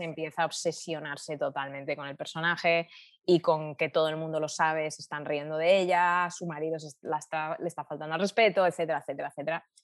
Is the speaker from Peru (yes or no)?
no; Spain; Y cuando volvieron a España y ya nací yo, eh, yo crecí entre todos sus recuerdos